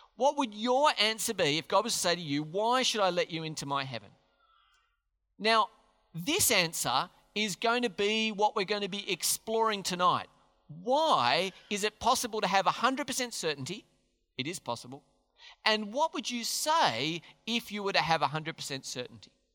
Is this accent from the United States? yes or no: no; Australia; We're Australians.